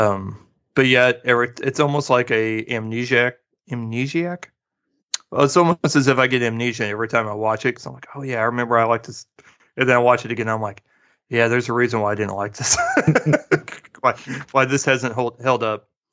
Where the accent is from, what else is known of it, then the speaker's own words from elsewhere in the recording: Midwest, United States; growing up in the Midwest